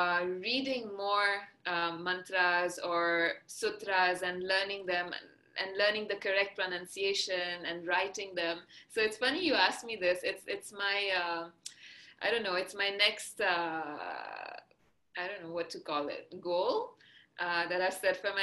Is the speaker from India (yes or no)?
yes; Maharashtra, India; first language Marathi; English is a second language; And my mother tongue is Marathi. So the state of Maharashtra, where Mumbai is, for example, is where we speak Marathi. So at home, we speak Marathi.